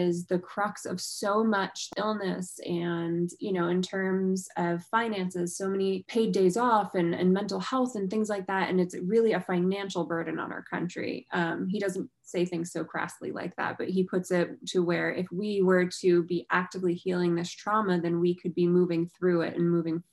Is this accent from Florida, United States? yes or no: no; New York, United States; I'm a New Yorker